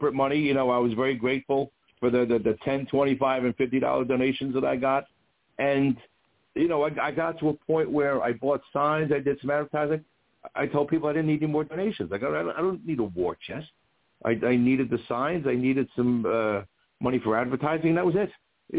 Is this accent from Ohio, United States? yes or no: no; Jersey City, New Jersey, United States; moved away as an adult; now in Port Washington, United States; I grew up in Jersey City, which was sort of a spread out town.